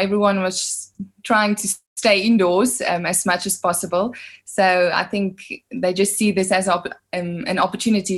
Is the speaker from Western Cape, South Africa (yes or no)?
yes; Worcester, Western Cape, South Africa; moved away as an adult; now in Pretoria, South Africa; I was born in Worcester. I grew up in Worcester.